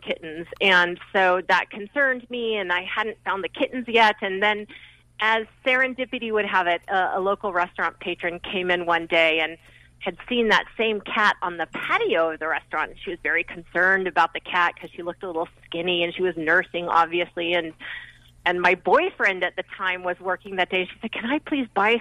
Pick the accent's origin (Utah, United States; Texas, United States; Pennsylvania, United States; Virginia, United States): Utah, United States; Salt Lake City; I grew up in Salt Lake City